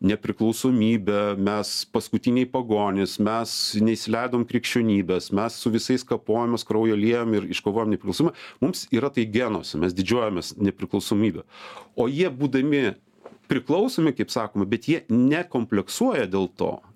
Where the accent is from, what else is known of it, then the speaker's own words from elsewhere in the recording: Lithuania; now in Estonia; mes lietuviai pasakojam apie estus anekdotus